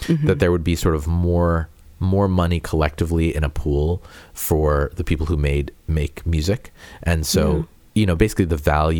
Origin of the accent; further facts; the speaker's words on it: Peabody, Massachusetts, United States; moved away; I'm from Peabody. And which is north of Boston